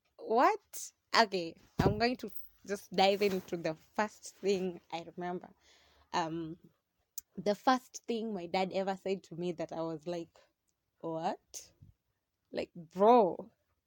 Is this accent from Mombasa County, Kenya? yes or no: yes; Mombasa, Mombasa County, Kenya; I'm Kenyan